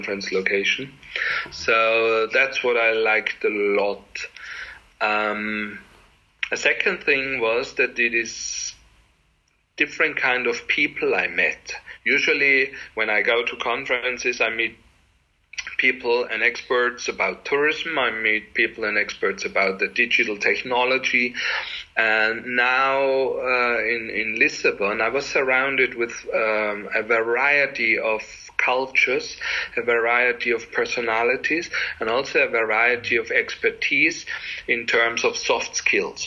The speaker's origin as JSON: {"language": "English", "region": "Salzburg", "country": "Austria", "said": "I come from Salzburg"}